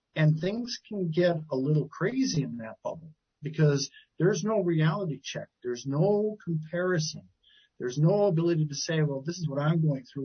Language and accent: English; Milwaukee, Wisconsin, United States; moved away as an adult; also born or lived in Eau Claire, Wisconsin; I grew up in Wisconsin